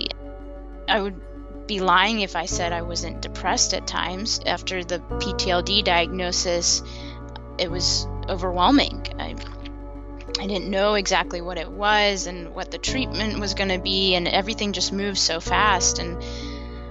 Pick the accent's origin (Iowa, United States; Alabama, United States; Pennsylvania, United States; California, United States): Alabama, United States; Huntsville; I was born in Huntsville, Alabama, in the South. Growing up in Alabama, I had a very thriving childhood